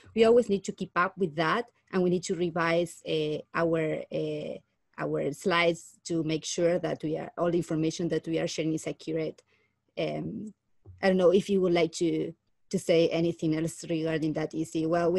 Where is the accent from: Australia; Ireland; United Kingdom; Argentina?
Argentina; moved away as an adult; now in Calgary, Canada; I'm a Learning Technology Specialist at the Taylor Institute for Teaching and Learning. I'm originally from Argentina.